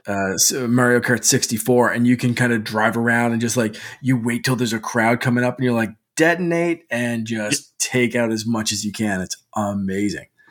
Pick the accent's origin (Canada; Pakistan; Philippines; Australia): Canada; as a Canadian